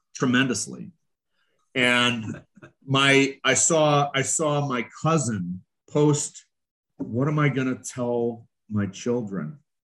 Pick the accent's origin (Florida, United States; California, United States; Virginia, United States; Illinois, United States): Illinois, United States; Chicago; I'm from Chicago. I was involved in Chicago machine politics for 27 years